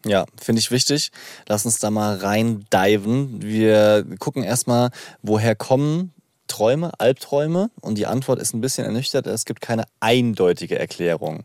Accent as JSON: {"language": "German", "region": "Rhineland-Palatinate", "country": "Germany", "accent": "Palatine", "said": "in der Pfalz hat man immer Schwierigkeiten mit harten Konsonanten"}